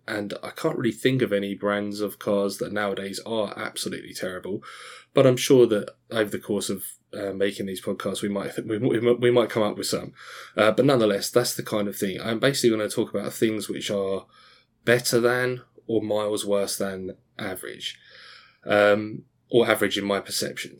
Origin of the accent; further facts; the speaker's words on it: Australia; also born or lived in Scotland; now in Essex, United Kingdom; I was born in Scotland, grew up in Australia, and then I've lived in sunny Essex in England for the, since then